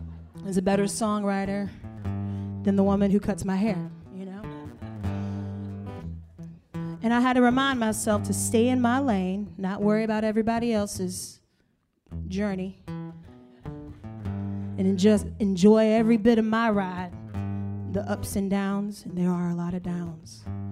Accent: South Carolina, United States; also born or lived in Atlanta; now in Nashville, United States; I was living in Atlanta before I moved to Nashville 5 years ago. And I'm originally from South Carolina. And only when I say South Carolina does a twang come out.

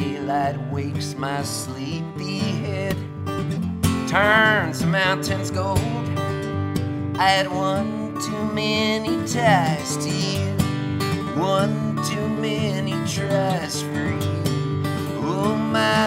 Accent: Halifax, Nova Scotia, Canada; moved away; I was born in Halifax

